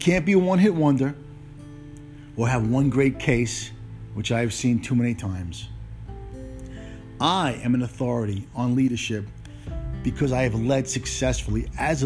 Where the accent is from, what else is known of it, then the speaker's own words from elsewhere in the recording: New York City, New York, United States; also born or lived in Italy / Omaha, Nebraska; I spent my entire childhood in Brooklyn from 1963 to 1980